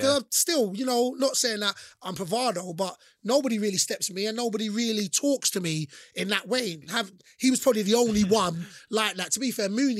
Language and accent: English; London, United Kingdom; So remember, I'm from London. So London, you know, I said Metropolitan, Dawson.